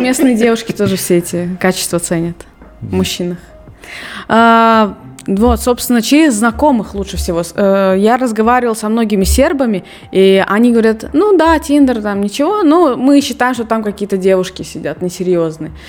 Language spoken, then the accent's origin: Russian; Russia; moved away as an adult; now in Serbia; я до 19 лет я не выезжала из России